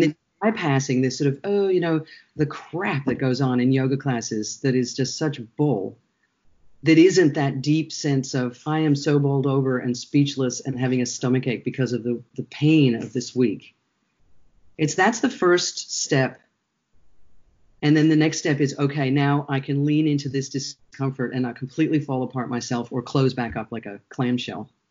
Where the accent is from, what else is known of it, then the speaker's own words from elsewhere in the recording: United States; moved away as an adult; both Shara and I grew up in the United States.